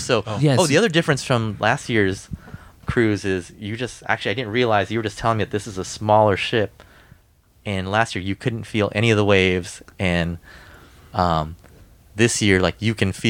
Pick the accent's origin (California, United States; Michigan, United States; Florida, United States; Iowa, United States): California, United States; Southern; I'm from Southern California